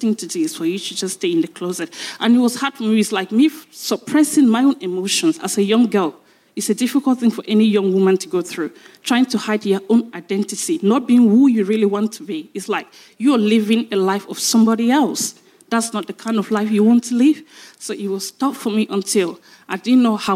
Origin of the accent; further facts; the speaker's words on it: Cameroon; now in United Kingdom; I'm from Cameroon.